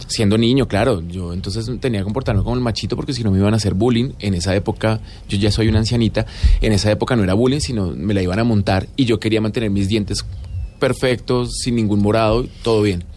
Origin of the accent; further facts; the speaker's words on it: Colombia; como sociedad colombiana que crecimos con una doble moral terrible